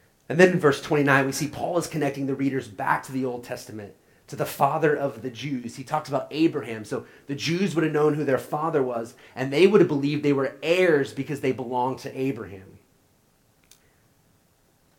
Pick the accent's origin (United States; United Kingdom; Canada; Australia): United States; Oklahoma; now in St. Louis, United States; I'm from Oklahoma